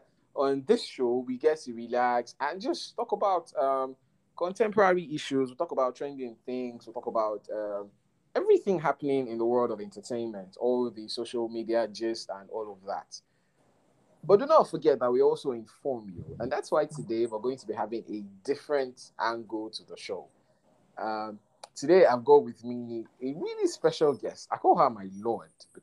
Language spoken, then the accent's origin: English; Nigeria; being a Nigerian